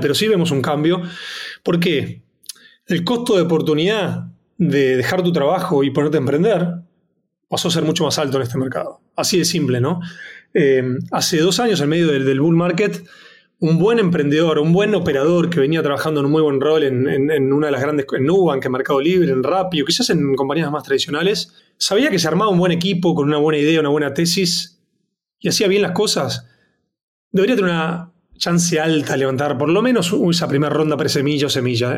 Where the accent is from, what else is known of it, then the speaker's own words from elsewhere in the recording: Buenos Aires, Argentina; moved away as an adult; also born or lived in London; nací crecí en Buenos Aires, Argentina